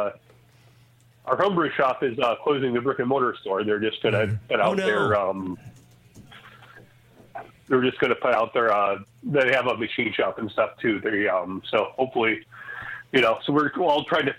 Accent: East Coast, United States; I'm from the East Coast

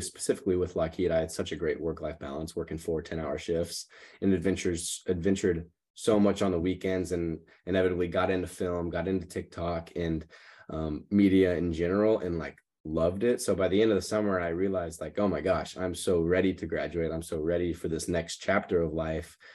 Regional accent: Katy, Texas, United States; moved away as an adult; now in Los Angeles, United States; I grew up in Katy, Texas, which is kinda suburb outside of Houston

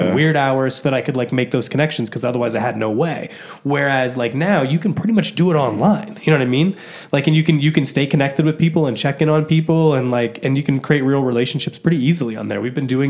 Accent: Midwest, United States; I'm from the Midwest.

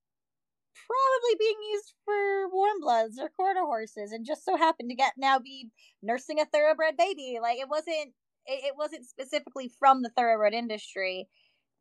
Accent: Wyoming, United States; I grew up a lot on the Western farms, but all the Western farms I was at out in Wyoming

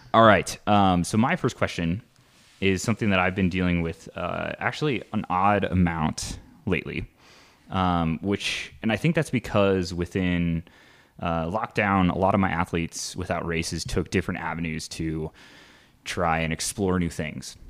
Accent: Midwest, United States; growing up in the Midwest

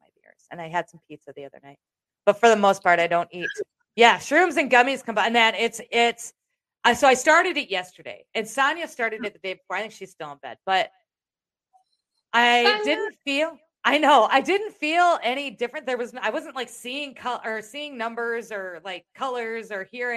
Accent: Iowa, United States; I'm from Iowa

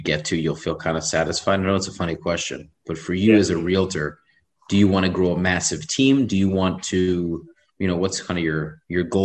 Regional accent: New York City, New York, United States; I'm a New Yorker.

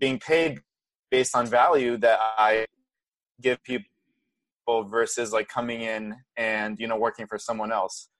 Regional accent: Brazil; moved away; I was born and raised in Brazil

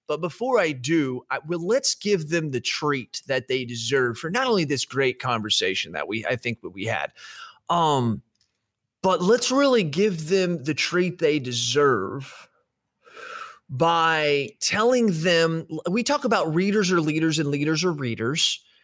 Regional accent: United States; Me as an American

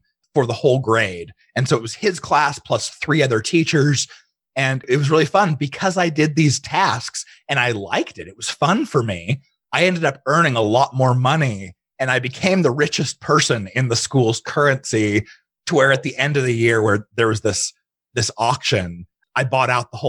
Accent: Arizona, United States; also born or lived in Utah / Ukraine; I was born and raised in Utah. And I don't claim that very often because most of my upbringing was in Arizona.

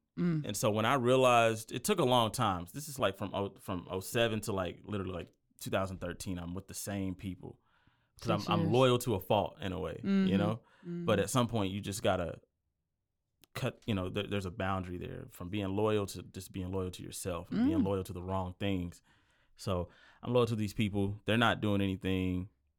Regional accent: Belton, Texas, United States; also born or lived in Temple; I was born in Temple, Texas, raised in Belton. You know, small town boy

